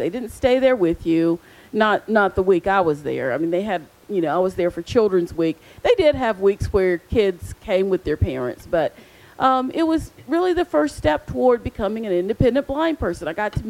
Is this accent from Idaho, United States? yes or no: no; Charlotte, North Carolina, United States; because I grew up in Charlotte, I would go to our local agency